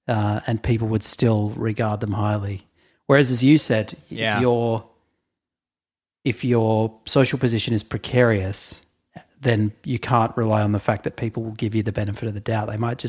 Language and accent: English; Boston, Massachusetts, United States; that's because I grew up in Boston and my parents are white Americans.